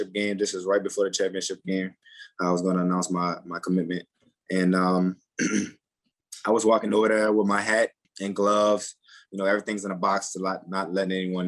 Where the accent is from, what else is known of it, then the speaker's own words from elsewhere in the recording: Harvey, Louisiana, United States; also born or lived in Metairie, Louisiana; growing up in Harvey